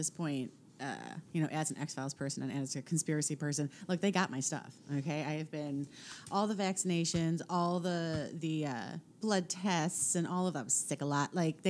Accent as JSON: {"language": "English", "region": "England", "country": "United Kingdom", "said": "Yes, being English. So we are both."}